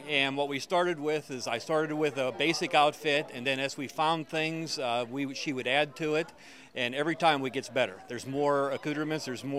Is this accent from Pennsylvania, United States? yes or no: yes; Pittsburgh, Pennsylvania, United States; I'm from Pittsburgh.